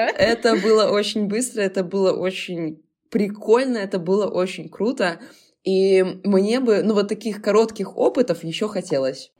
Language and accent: Russian; Belarus; мы как белорусы